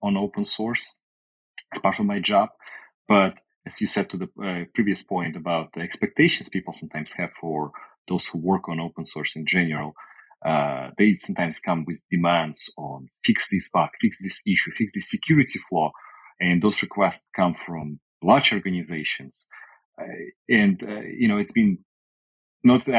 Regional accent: Russia; also born or lived in Canada; now in United States; I currently live in the US, but I lived in Canada, but I'm originally from Europe, from Russia.

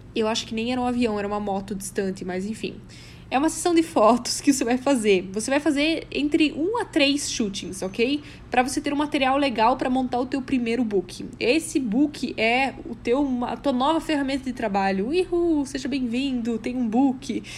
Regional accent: South Region, Brazil; now in São Paulo, Brazil; lá na minha cidade, lá no sul

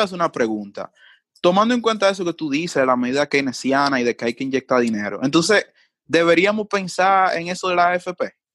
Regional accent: Dominican Republic; los rasgos que nos definen a nosotros como dominicanos

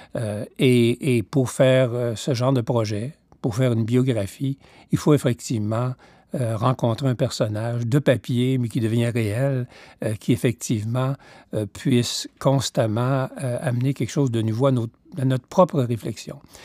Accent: Quebec, Canada; moved away as an adult; also born or lived in Toronto, Canada / Victoria, Canada; je voulais bien revenir au Québec

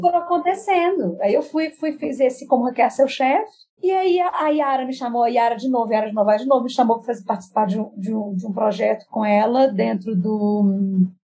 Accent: Belo Horizonte, Minas Gerais, Brazil; moved away as an adult; now in São Paulo, Brazil; gente mineiro, criado dentro da família tradicional, família mineira

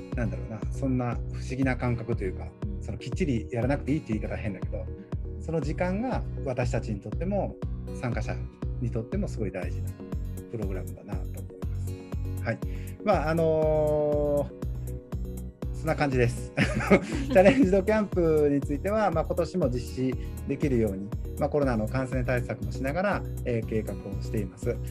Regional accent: Osaka, Japan; 僕は大阪ですから

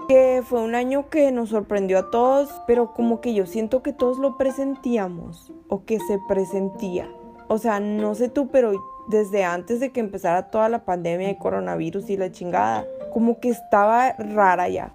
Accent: Mexico; las oportunidades que tenemos como mexicanos

